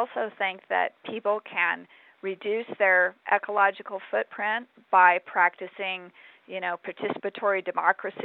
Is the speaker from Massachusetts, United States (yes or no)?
no; Arizona, United States; I grew up in Arizona